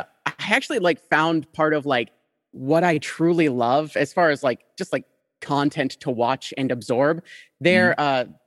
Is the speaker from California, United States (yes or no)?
no; Las Vegas, Nevada, United States; growing up in Vegas was very weird, to say the least.